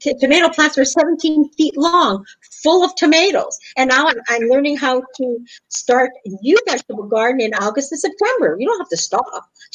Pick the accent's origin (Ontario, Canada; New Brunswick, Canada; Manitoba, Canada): Manitoba, Canada; Winnipeg; first language English; moved away as an adult; also born or lived in Europe; I was born and raised in Canada, Winnipeg.